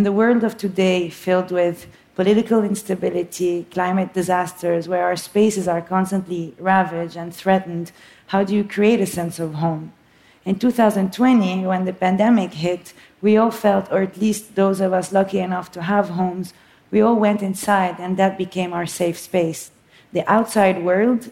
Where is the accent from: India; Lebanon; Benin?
Lebanon; Beirut, Beirut Governorate; moved away; also born or lived in New York; So yes, I was born in Beirut, Lebanon. It's what I call my home country.